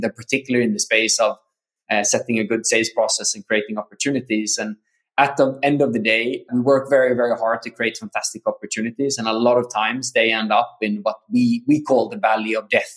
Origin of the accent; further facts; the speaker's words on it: Sweden; moved away as an adult; also born or lived in South America / San Diego; I'm Swedish, born and raised in Sweden.